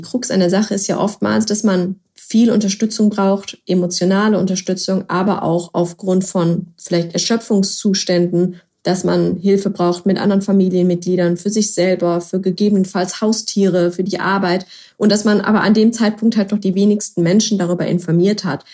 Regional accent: Berlin, Germany; Ich komme ja aus Berlin

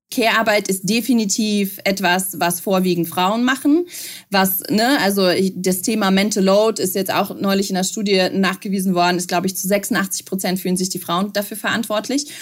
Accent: Belarus; moved away; Ich komme ja ganz ursprünglich aus Weißrussland, aus der Sowjetunion, aus der ehemaligen. Das heißt, als ich klein war, ich bin 85 geboren

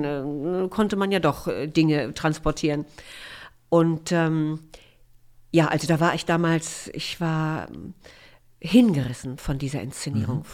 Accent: Ribnitz-Damgarten, Mecklenburg-Vorpommern, Germany; moved away as an adult; also born or lived in Rostock / Erfurt / Weimar; now in Berlin, Germany; Da bin ich aufgewachsen

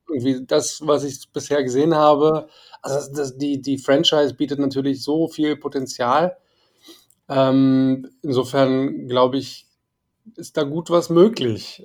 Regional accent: Berlin, Germany; als Berliner, als, als Berliner, der im Westteil der Stadt aufgewachsen ist

